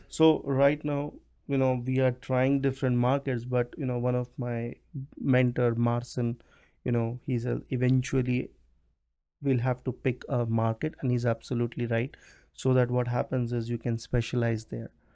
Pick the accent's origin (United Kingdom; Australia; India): India; also born or lived in United States; now in Canada; I'm from India